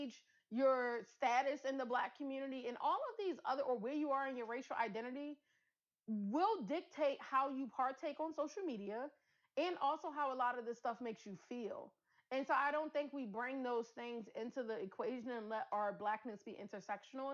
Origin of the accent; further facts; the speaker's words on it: Philadelphia, Pennsylvania, United States; I grew up in North Philly